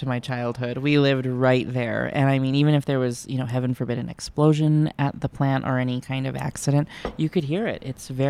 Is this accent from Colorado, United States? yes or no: yes; Pueblo, Colorado, United States; growing up in Pueblo